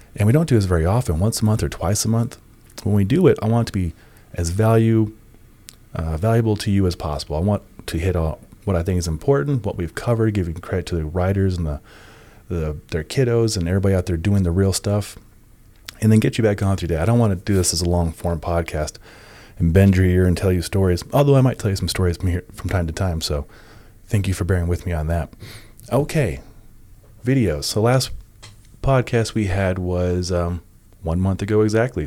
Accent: Nebraska, United States; I grew up in Nebraska myself

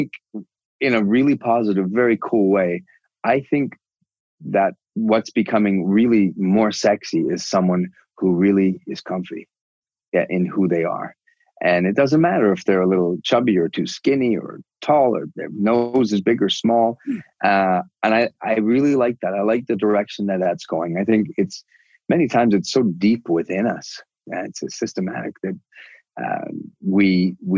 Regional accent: Canada; I'm so Canadian

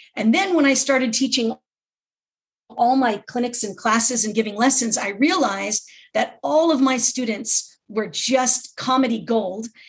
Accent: Los Angeles, California, United States; also born or lived in Redondo Beach; I was born and raised in Southern California, grew up my whole life in Los Angeles area

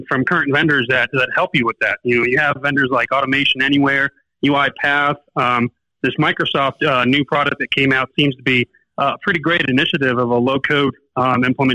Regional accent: Barranquilla, Atlántico, Colombia; now in Medellín, Colombia; I moved to Medellin from Barranquilla. I'm actually originally from the coast in Barranquilla.

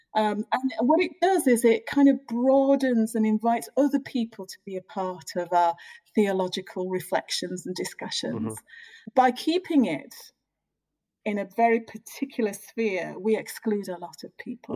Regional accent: United Kingdom; I'm British African Caribbean

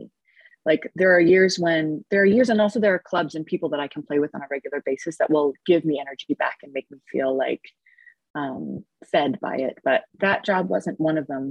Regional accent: Edmonton, Alberta, Canada; moved away as an adult; also born or lived in Los Angeles; I'm back in my hometown of Edmonton, Alberta. It's where I was born

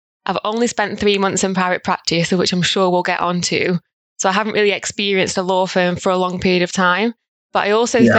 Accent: Stoke-on-Trent, West Midlands, United Kingdom; I grew up in Stoke, still live in the city of Stoke-on-Trent

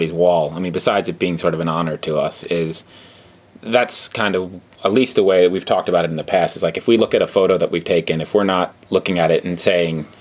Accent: Northeast, United States; now in New York State, United States; I didn't grow up here in New York State, but I grew up in the Northeast

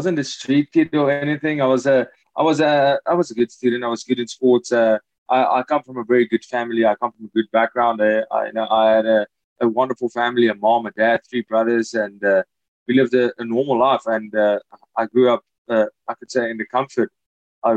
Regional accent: Hartbeespoort, Gauteng, South Africa; also born or lived in Free State, South Africa; I'm from the Free State, born in the Free State, and then moved to Gauteng in Hartbeespoort Dam. That's where I'm from

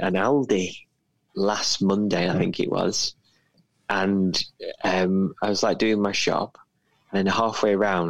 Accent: United Kingdom; me and Phil are British

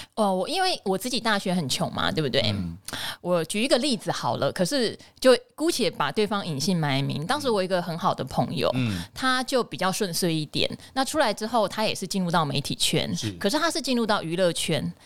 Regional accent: Pingtung County, Taiwan; moved away; 我来自屏东，但是因为家里面有变故

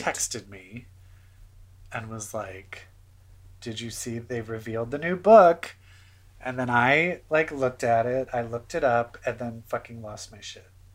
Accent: Baltimore, Maryland, United States; I am from Baltimore, so we have the down home

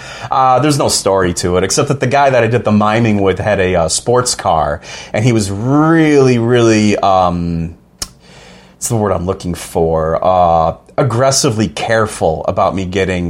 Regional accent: Elmira, New York, United States; moved away as an adult; also born or lived in Ohio / North Carolina / South Korea; now in Tennessee, United States; I grew up in Elmira, New York. I moved away in my early 20s, lived in Ohio for a little bit. Then North Carolina, that's where I met my wife. Mm-hmm. And then we ended up here in Tennessee

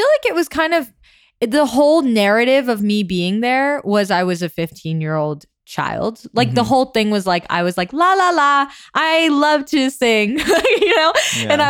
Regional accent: Hangzhou, Zhejiang, China; but I'm from Hangzhou. Like that's where my family is. Okay. So, and that's like an hour away from Shanghai

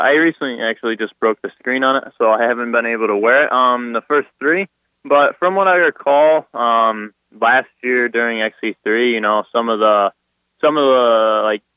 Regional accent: Sterling, Illinois, United States; I'm from Sterling, Illinois.

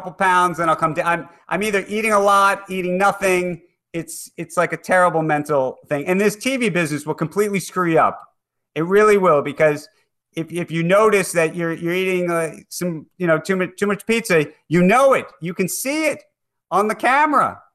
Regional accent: New York, United States; I'm a New Yorker

